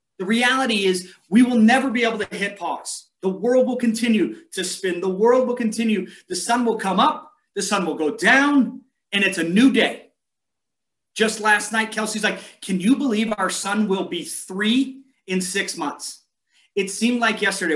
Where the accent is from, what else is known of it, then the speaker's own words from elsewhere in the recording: San Diego, California, United States; now in Montana, United States; where I grew up in San Diego